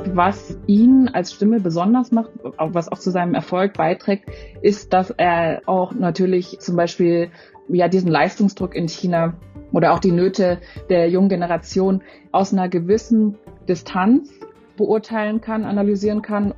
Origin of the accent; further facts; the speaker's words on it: Freiburg, Baden-Württemberg, Germany; ich bin selbst in Freiburg aufgewachsen